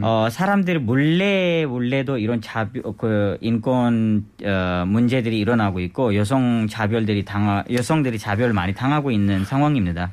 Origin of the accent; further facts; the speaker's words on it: Skardu, Gilgit-Baltistan, Pakistan; first language Balti; Korean is a second language; now in South Korea; 제 고향에 있습니다